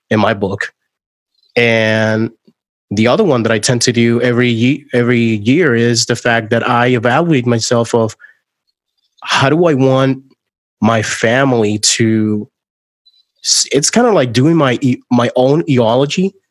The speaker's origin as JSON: {"language": "English", "country": "Puerto Rico", "second_language": "English", "moved": "yes", "said": "I moved from Puerto Rico to Orlando, Florida. Um, I actually thought I was fully bilingual at that point in time"}